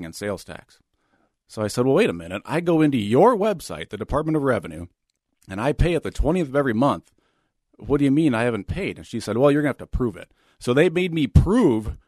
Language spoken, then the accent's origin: English; Shakopee, Minnesota, United States; I grew up in Shakopee.